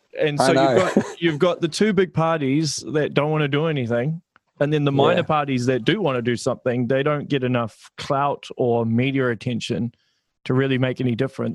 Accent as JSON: {"language": "English", "region": "Auckland", "country": "New Zealand", "moved": "as an adult", "lives_now": "Hamilton, New Zealand", "said": "I'm originally from Auckland and I moved out of Auckland and bought a house in Hamilton, primarily because I couldn't afford to live in Auckland."}